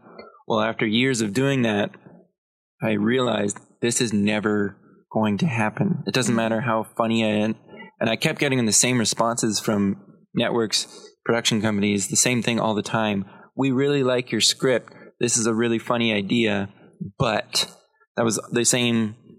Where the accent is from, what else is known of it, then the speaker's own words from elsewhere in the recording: Belleville, Ontario, Canada; I'm a comedian from Belleville, a city famous for, you know, it's opioid overdoses.